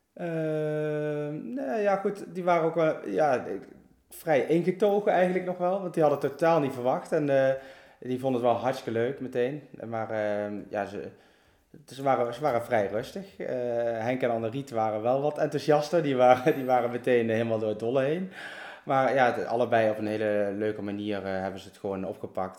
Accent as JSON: {"language": "Dutch", "town": "Oosterhout", "region": "Gelderland", "country": "Netherlands", "tie": "born or raised there", "also_born_or_lived": "Berg en Dal / Groesbeek", "said": "ik ben dus geboren in Bergendal. Uh, ja, hoe oud was ik? Ik denk een jaar of vijf, zes. Toen eh, zijn wij in Oosterhout, Neulenhout, komen wonen"}